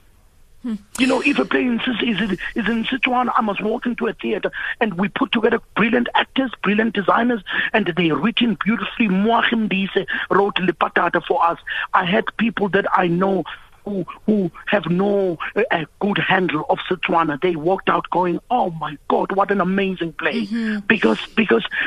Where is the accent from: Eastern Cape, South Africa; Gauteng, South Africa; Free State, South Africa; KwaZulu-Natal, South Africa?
KwaZulu-Natal, South Africa; Durban; now in Johannesburg, South Africa; I'm a boy here who was born and raised in Durban, and I've been living in Joburg for more than 20 years.